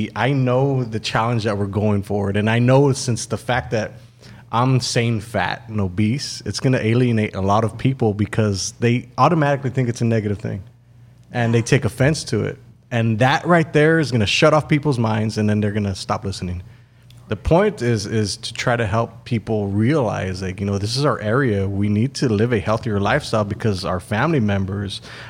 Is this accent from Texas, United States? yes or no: yes; Texas, United States; Because we're from Valley. We eat the same foods.